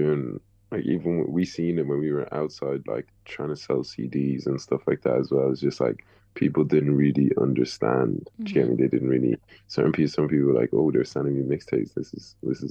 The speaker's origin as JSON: {"language": "English", "town": "Dublin", "region": "Leinster", "country": "Ireland", "said": "we're from Dublin as well"}